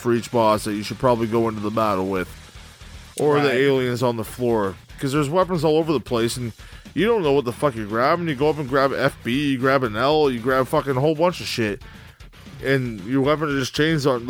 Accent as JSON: {"language": "English", "country": "Canada", "said": "I am Canadian"}